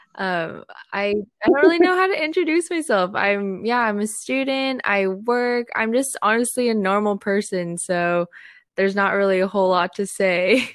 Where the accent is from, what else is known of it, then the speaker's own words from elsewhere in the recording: Seattle, Washington, United States; I was born here actually in Seattle